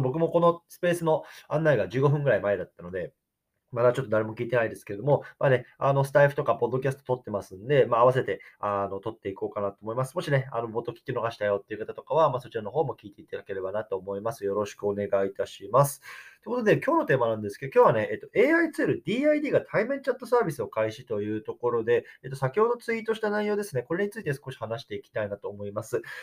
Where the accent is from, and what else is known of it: Japan; born or raised there; now in United States